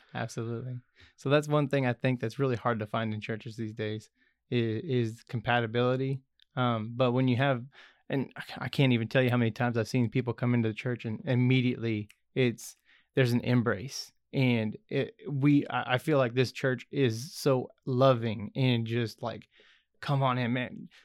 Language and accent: English; Goddard, United States; I grew up in Goddard, which is a little far away, uh, little ways from here